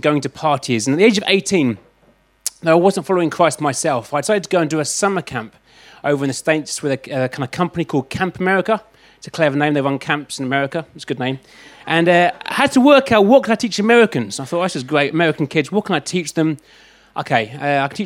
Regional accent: London, United Kingdom; I'm from London

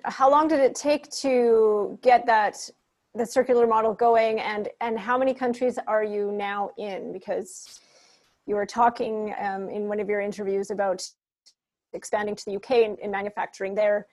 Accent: Calgary, Alberta, Canada; I'm from Calgary, Alberta, Canada

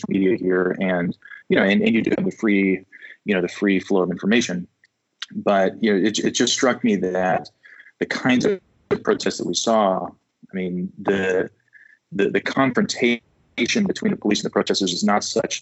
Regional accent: United States; as an American

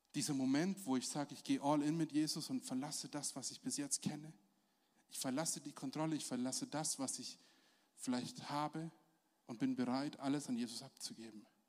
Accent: Germany; als Deutsche

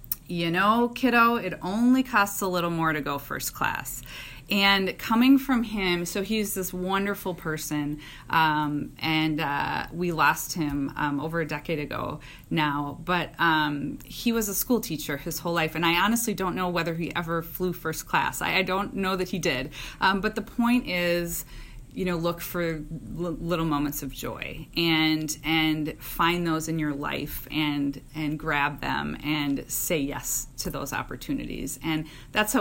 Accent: Minnesota, United States; I am a Minnesotan. I grew up here, and I love this place and the state

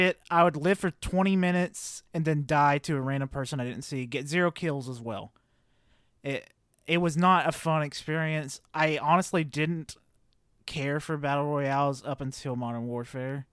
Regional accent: the South, United States; Growing up in the South

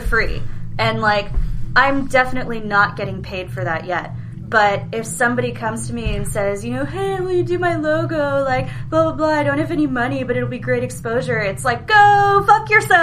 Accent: Los Angeles, California, United States; I say that I'm an Angelino. Like mm. I tell people that I'm from

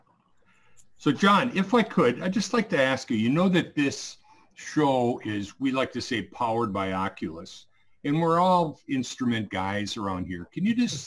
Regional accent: Minnesota, United States; I'm a Midwest guy growing up in Minnesota

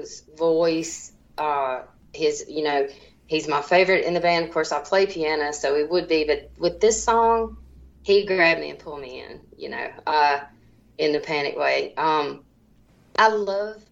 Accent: Mississippi Delta, United States; where I grew up in the Mississippi Delta

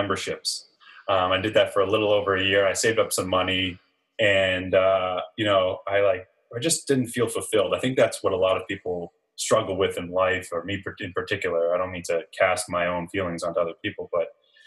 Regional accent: Ipswich, Massachusetts, United States; also born or lived in California / Budapest, Hungary; I'm from the North Shore of Massachusetts, a little town called Ipswich

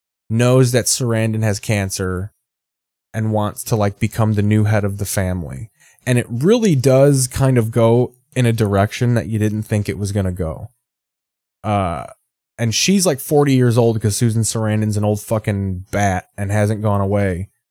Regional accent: Squamish, British Columbia, Canada; I'm from Squamish, north of Vancouver. A lot of grow ops here in Squamish.

